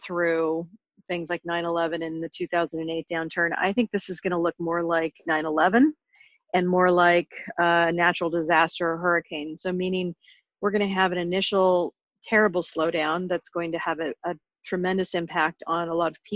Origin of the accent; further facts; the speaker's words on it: suburb of Portland, Oregon, United States; moved away; I grew up in the Pacific Northwest in Oregon, and I grew up in a small town as a suburb of Portland